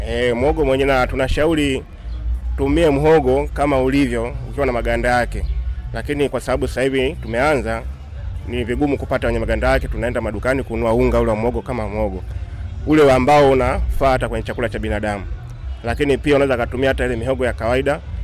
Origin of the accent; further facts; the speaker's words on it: Dar es Salaam, Tanzania; kule kwetu Dar es Salaam